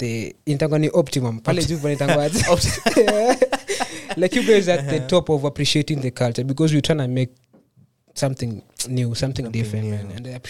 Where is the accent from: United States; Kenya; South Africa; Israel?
Kenya; Machakos, Machakos County; Born and bred, Machakos. Actually, ask me what the K stands for.